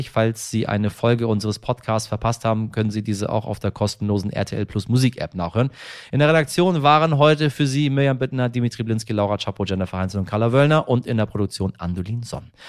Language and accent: German; Iran; ist das nun mal eine Geschichte, die mir persönlich sehr nahe geht, weil es nun mal mein Heimatland ist. Äh, und äh, deswegen äh, auch der Dank der, der Iraner an Sie persönlich